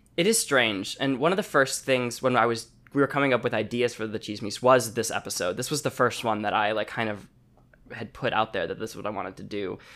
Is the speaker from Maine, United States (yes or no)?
no; Chicago, Illinois, United States; moved away as an adult; now in Los Angeles, United States; I was born in Chicago, um, and I moved to L A to go to college